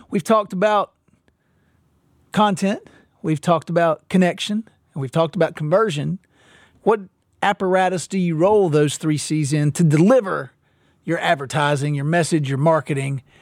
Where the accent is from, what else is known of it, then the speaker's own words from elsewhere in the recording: Mississippi, United States; So I should have said I'm from Mississippi